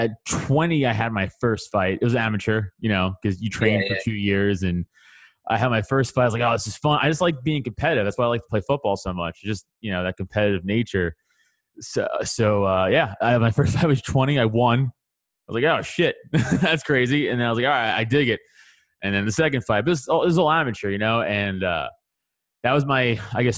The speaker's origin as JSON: {"language": "English", "town": "New York City", "region": "New York", "country": "United States", "tie": "born or raised there", "said": "I'm from Staten Island, New York, so I grew up in the New York scene"}